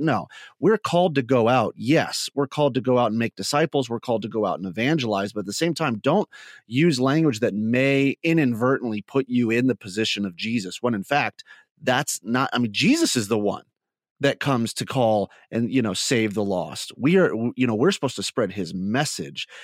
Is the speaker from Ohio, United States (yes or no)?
yes; Northwest Ohio, United States; also born or lived in New Mexico; I grew up in Northwest Ohio